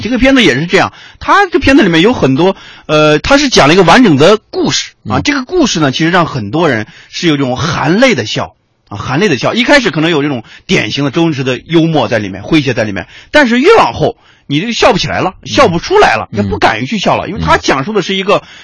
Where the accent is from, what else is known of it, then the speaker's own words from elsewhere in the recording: Yangcun, Tianjin, China; moved away; 我父母家是在天津的阳村，这是一个，呃，天津下面一个区啊，一个县。很著名的区